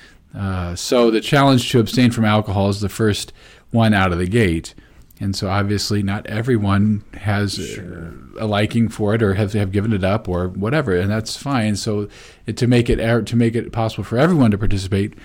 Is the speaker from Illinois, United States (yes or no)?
yes; Peoria, Illinois, United States; moved away; When I was from Peoria, you know, you would go out and eat dinner after Ash Wednesday